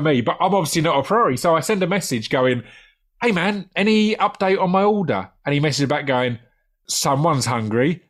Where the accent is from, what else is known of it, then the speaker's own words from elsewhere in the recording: United Kingdom; a British takeaway obsessive